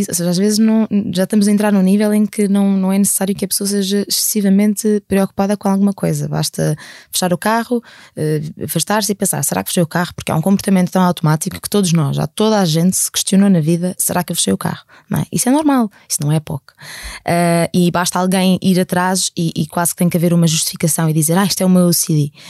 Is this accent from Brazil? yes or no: no; Algarve, Portugal; eu sou do Algarve. Eu sou do Algarve, mas é que não sou de Faro, eu sou aqui de uma terrazinha muito perdida.